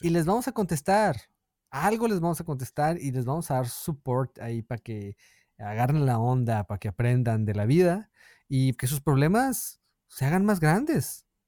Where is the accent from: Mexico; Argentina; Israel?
Mexico; moved away as an adult; cuando me fui de México lo hice solo